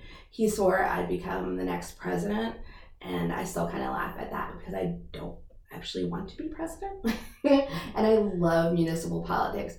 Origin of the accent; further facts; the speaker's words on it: Wheaton, Maryland, United States; I grew up in Wheaton, Maryland